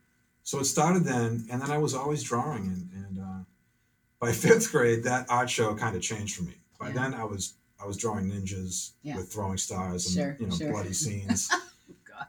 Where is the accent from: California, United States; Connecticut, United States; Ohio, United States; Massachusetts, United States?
Massachusetts, United States; Waltham; also born or lived in Cambridge, Massachusetts; now in Chelmsford, United States; I was born in Cambridge, Massachusetts, mm-hmm. and grew up in Waltham, Massachusetts. Yeah. I was raised there and spent most of my life there